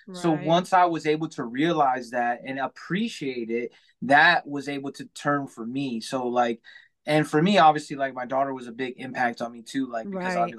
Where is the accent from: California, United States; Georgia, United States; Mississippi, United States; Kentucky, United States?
California, United States; now in Michigan, United States; I live in Michigan now. We're originally from, I'm from California